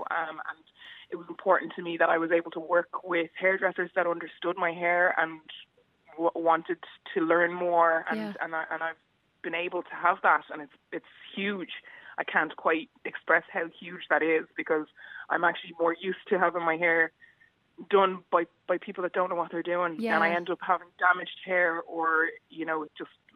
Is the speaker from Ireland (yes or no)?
yes; Bray, Leinster, Ireland; I love Bray, my hometown.